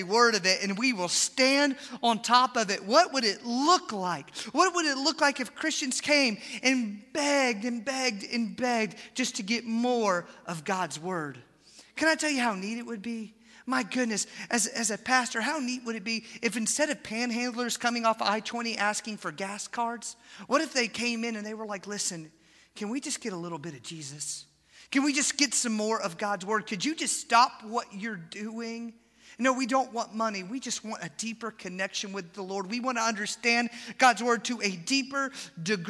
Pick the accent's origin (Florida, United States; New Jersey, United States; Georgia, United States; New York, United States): Georgia, United States; Atlanta; moved away; I grew up in Atlanta